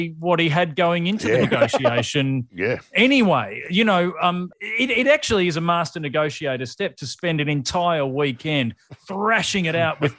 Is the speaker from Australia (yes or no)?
yes; Australia; as an Australian abroad